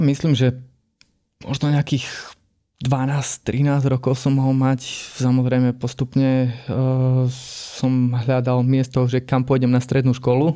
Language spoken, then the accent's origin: Slovak; Stiny, Prešov Region, Slovakia; also born or lived in Humenné; som zo Stiny